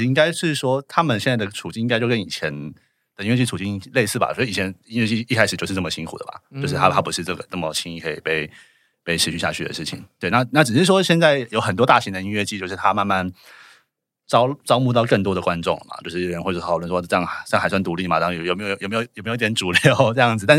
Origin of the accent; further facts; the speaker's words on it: Taipei, Taiwan; 我台北人